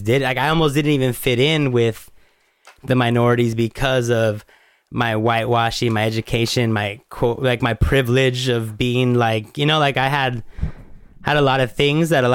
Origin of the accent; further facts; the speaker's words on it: United States; growing up as an American